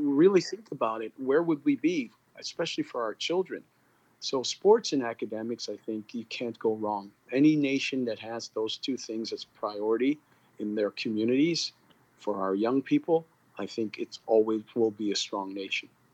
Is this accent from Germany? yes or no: no; Canada; also born or lived in Guyana; I was born in Guyana and grew up in Canada. I'm Guyanese Canadian.